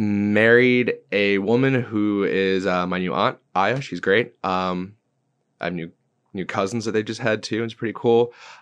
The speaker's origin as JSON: {"language": "English", "region": "England", "country": "United Kingdom", "moved": "yes", "lives_now": "Brandon, United States", "said": "So of all places, we moved from England to Brandon, Florida. It wasn't even Tampa."}